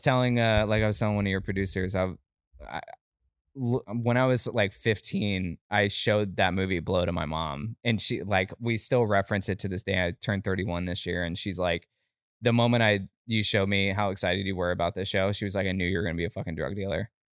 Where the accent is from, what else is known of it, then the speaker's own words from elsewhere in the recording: Lake County, Florida, United States; also born or lived in Altamonte Springs, Florida; born in Altamont Springs, Orlando, but I, I grew up in, uh, like a small, like a small county called Lake County